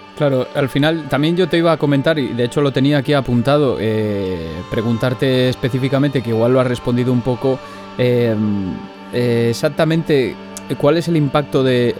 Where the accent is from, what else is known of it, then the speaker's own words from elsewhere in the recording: Zamora, Castile and León, Spain; also born or lived in Palencia; yo soy zamorano